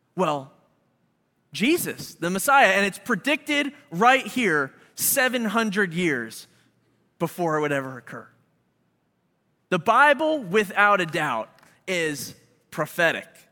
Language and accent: English; Philadelphia, Pennsylvania, United States; now in Chicago, United States; we're from Philly